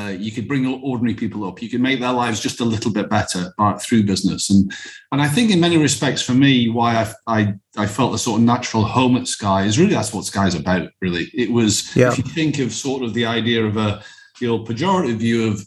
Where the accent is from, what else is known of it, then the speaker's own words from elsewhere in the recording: Alnwick, North East England, United Kingdom; I grew up in the Northeast, as you said. I had a lovely upbringing. I grew up in a town called Alnwick.